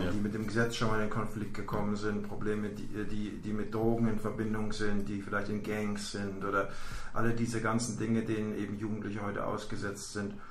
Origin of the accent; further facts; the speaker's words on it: Germany; now in United States; ich lebe seit 15 Jahren in den USA. Ich bin eigentlich Deutscher